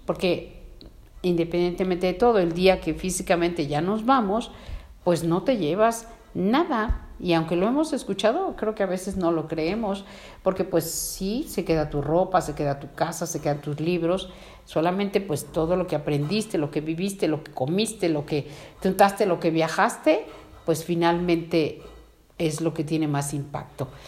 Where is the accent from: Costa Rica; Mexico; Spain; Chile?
Mexico; como mexicanos